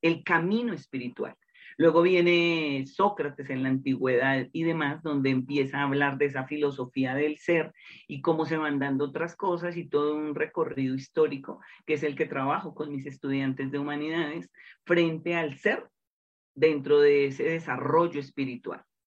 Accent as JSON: {"language": "Spanish", "country": "Colombia", "said": "en el interior de mi país, Colombia"}